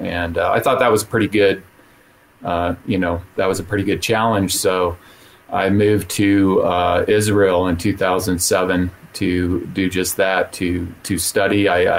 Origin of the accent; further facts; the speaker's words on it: Saudi Arabia; also born or lived in Utah; now in United States; I was raised in the Middle East. I grew up in Saudi Arabia. I ended up in Utah, and I ended up pastoring there for 8 years. And I lived in a town called Brigham City, Utah